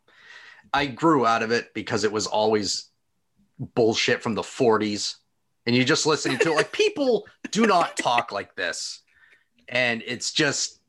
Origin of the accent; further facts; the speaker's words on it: Maine, United States; We're all from Maine